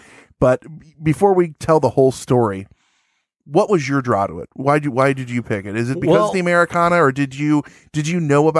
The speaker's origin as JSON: {"language": "English", "town": "Chicago", "region": "Illinois", "country": "United States", "accent": "Chicago", "said": "Now, if I'm supposed to do my right accent, my Chicago accent, be like, oh, hey, because that's my accent."}